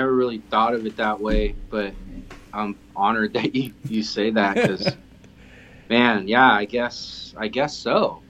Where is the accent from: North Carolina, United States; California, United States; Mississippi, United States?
California, United States; El Cerrito; also born or lived in San Francisco / Santa Cruz / Chico; we lived in El Cerrito, my hometown where I grew up.